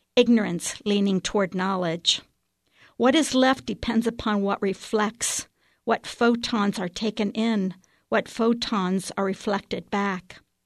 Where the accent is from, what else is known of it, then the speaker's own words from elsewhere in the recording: Waynesville, Ohio, United States; I'm from Waynesville, Ohio